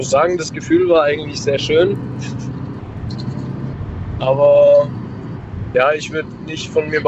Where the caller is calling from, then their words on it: Karlsruhe, Baden-Württemberg, Germany; Ich bin auch aus Karlsruhe. Ich habe gerade zufälligerweise mitbekommen, dass jemand noch aus Karlsruhe angerufen hat.